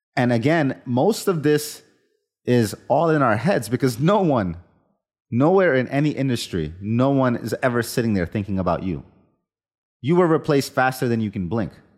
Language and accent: English; India; moved away; the kind of, let's call it collectivist culture I was raised with in India as a child